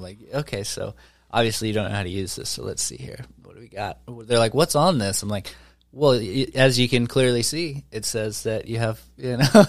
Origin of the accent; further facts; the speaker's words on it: southwest Arkansas, United States; moved away; I grew up in, like, southwest Arkansas.